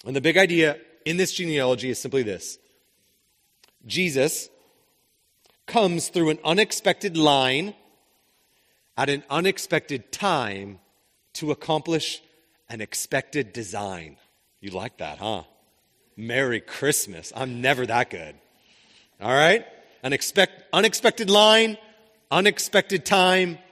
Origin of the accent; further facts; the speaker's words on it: Spokane, Washington, United States; I grew up in Spokane